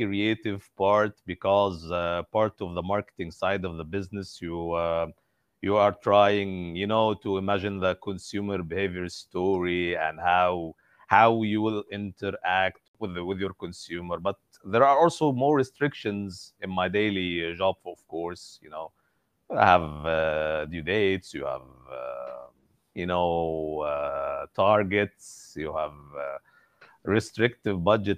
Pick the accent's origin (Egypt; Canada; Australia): Egypt; I'm from Egypt